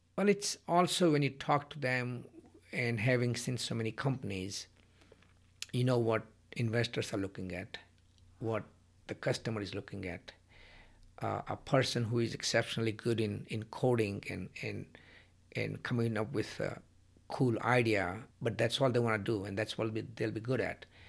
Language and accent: English; India; moved away; when I was growing up in India